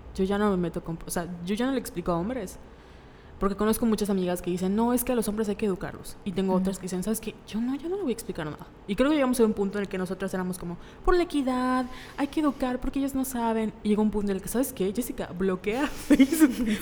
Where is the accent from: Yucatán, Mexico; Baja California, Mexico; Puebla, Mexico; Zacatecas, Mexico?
Yucatán, Mexico; Mérida; Somos de Mérida